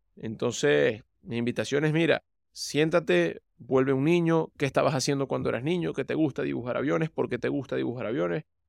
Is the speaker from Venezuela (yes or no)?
yes; Venezuela; moved away; De Venezuela